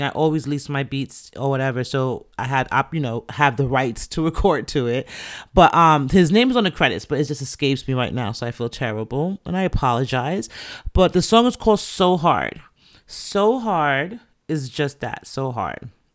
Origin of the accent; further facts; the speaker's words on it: New York City, New York, United States; I was born and raised in the Bronx to two Jamaican parents.